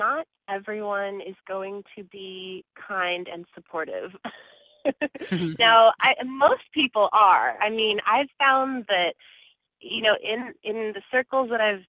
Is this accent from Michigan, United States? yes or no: no; Bakersfield, California, United States; now in Los Angeles, United States; I am a native Californian. I was born in Bakersfield, which is a couple hours north of L.A.